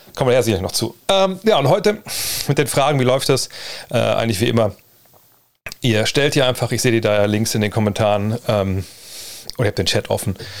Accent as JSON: {"language": "German", "town": "Wolfsburg", "region": "Lower Saxony", "country": "Germany", "tie": "born or raised there", "said": "ich bin auch zurück in meiner Heimat in Wolfsburg"}